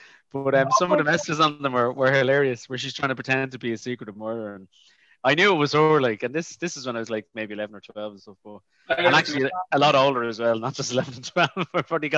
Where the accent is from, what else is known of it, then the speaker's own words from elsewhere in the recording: Dublin, Leinster, Ireland; I grew up in Crumlin